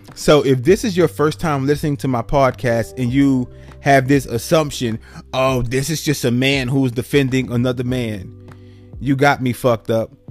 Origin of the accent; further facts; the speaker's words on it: New York City, New York, United States; now in Atlanta, United States; me growing up in New York City, in the Bronx, New York, like New York City